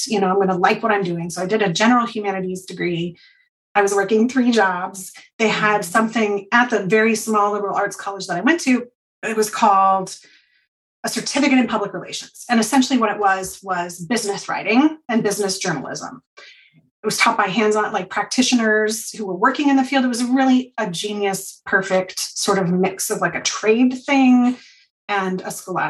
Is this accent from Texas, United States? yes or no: no; Portland, Oregon, United States; I grew up in Portland, but like outer Southeast Portland.